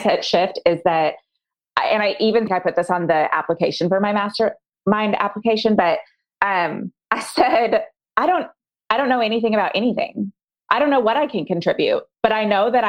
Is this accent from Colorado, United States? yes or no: yes; Colorado, United States; now in Arkansas, United States; I'm actually from Colorado